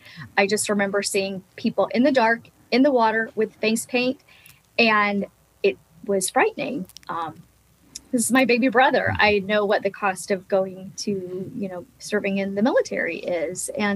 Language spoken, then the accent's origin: English; Pearl City, Hawaii, United States; when I went to Pearl City Elementary in Oahu, and my kindergarten teacher, her name was Mrs. Nakamura.